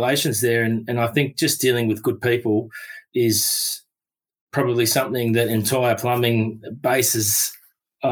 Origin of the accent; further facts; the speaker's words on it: Melbourne, Victoria, Australia; I grew up in Melbourne